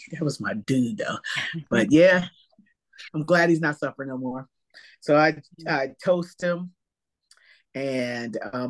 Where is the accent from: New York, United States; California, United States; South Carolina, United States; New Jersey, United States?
New Jersey, United States; now in Silver Spring, United States; Oh, I'm in Silver Spring, Maryland. Okay. I'm from Jersey. I'm from Jersey originally.